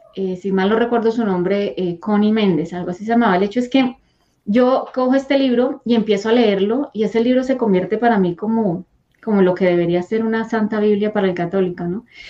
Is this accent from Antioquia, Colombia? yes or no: no; Bogotá, Colombia; moved away; yo soy de Colombia, nací en Colombia, en Bogotá.